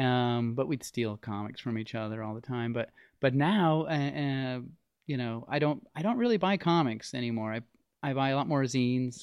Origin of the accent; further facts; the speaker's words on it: Las Vegas, Nevada, United States; I grew up in Las Vegas